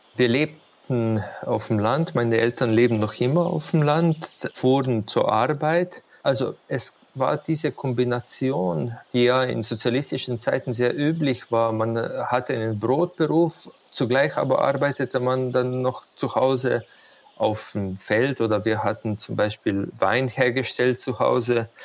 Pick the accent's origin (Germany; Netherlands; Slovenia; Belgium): Slovenia; Dort, wo ich aufgewachsen bin, das ist ein Hügelland und ich bin auf einem Hügel wortwörtlich aufgewachsen